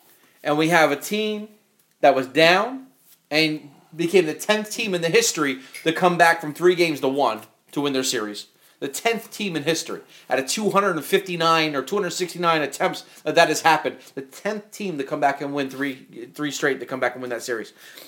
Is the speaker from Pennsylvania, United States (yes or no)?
yes; Philadelphia, Pennsylvania, United States; I'm from Philly.